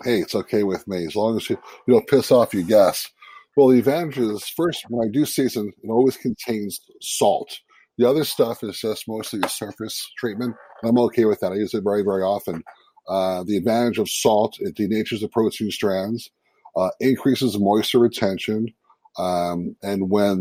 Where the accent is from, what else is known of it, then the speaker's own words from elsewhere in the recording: Seattle, Washington, United States; I'm from Seattle, Washington